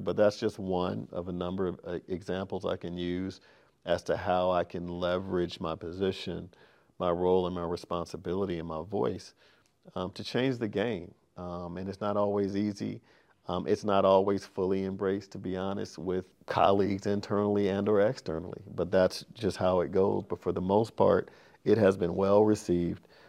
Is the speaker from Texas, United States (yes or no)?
no; Sacramento, California, United States; I grew up in Sacramento